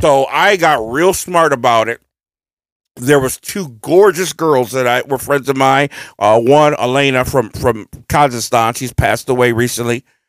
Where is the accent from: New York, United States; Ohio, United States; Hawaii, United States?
Ohio, United States; We are from Ohio